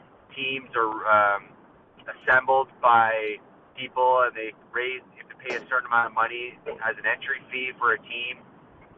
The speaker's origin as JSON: {"language": "English", "town": "Guelph", "region": "Ontario", "country": "Canada", "tie": "born or raised there", "said": "In my hometown of Guelph, Ontario"}